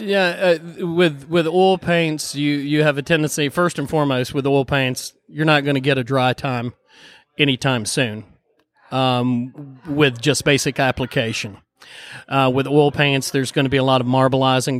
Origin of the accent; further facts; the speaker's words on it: Boone, North Carolina, United States; I grew, I grew, up in Boone, born and raised in Boone, North Carolina